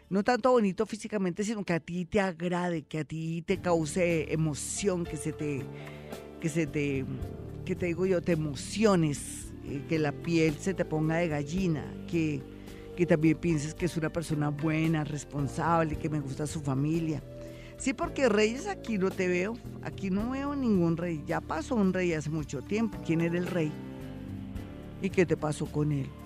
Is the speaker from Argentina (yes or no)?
no; Pereira, Risaralda, Colombia; now in Bogotá, Colombia; Sí, yo soy de Pereira.